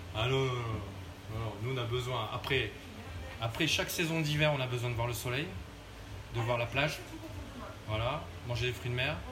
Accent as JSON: {"language": "French", "town": "Saint-Jean-de-Luz", "region": "Nouvelle-Aquitaine", "country": "France", "moved": "yes", "lives_now": "Germ, France", "said": "je suis de Saint-Jean-de-Luz."}